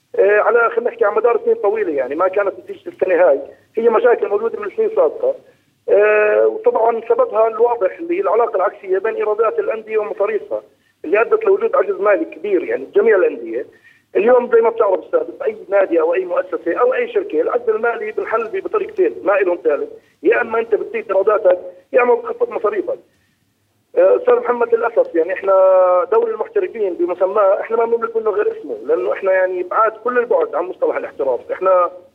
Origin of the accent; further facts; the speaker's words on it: Jordan; عندنا بالأردن